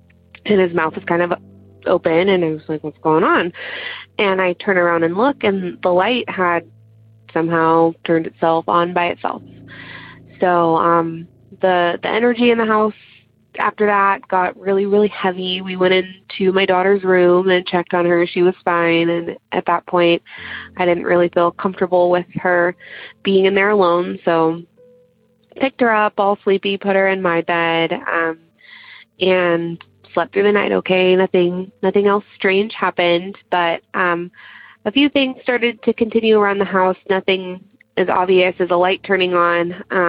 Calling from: Central Valley of California, United States; I'm calling from the Central Valley of California.

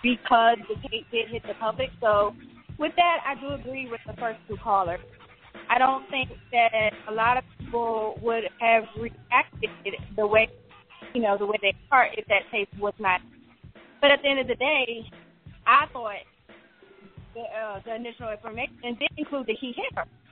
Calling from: Atlanta, Georgia, United States; I'm calling from Atlanta, Georgia

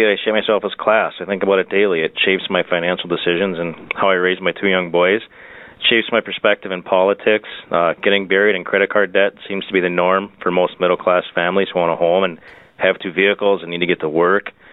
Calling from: Minneapolis, Minnesota, United States; I'm calling from Minneapolis, Minnesota

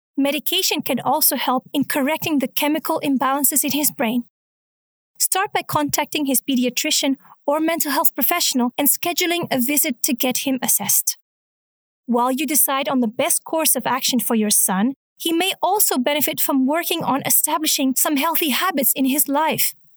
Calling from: Munich, Bavaria, Germany; I'm calling from Munich, Germany

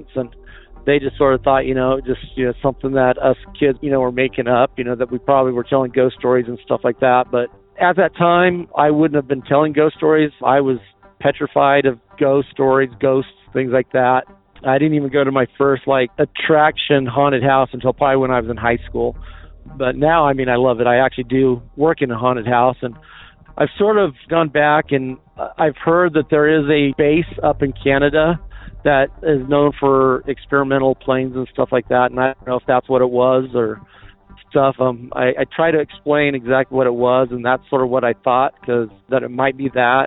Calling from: Franklin, Idaho, United States; I'm calling from Franklin, Idaho.

